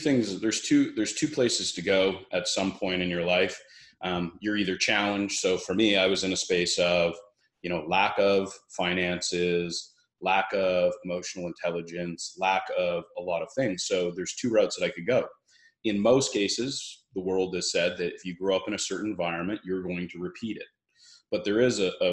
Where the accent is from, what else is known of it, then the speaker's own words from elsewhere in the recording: Brantford, Ontario, Canada; now in Kelowna, Canada; I grew up in a small town, Brantford, Ontario, which is in Canada